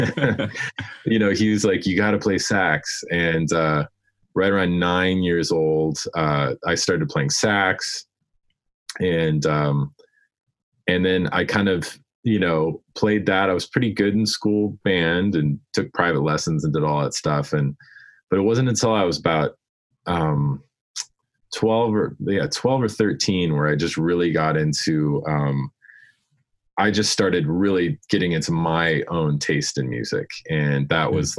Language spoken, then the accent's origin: English; Denver, Colorado, United States; I grew up in Denver